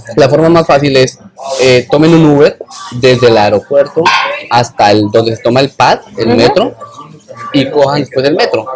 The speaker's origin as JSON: {"language": "Spanish", "country": "Colombia", "moved": "yes", "said": "como todo colombiano"}